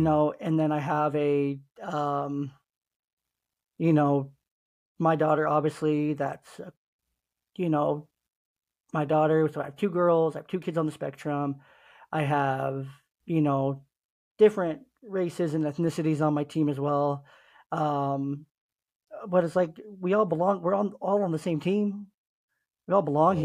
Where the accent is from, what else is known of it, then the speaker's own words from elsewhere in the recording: Oakland, California, United States; I was a teenager growing up in East Oakland in the hood